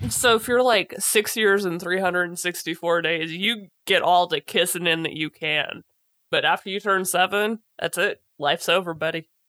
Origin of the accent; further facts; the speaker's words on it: United States; as an American